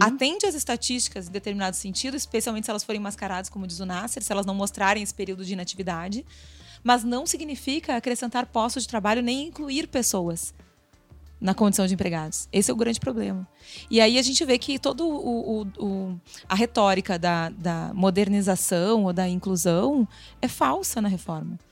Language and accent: Portuguese; Rio Grande do Sul, Brazil; Eu sou gaúcha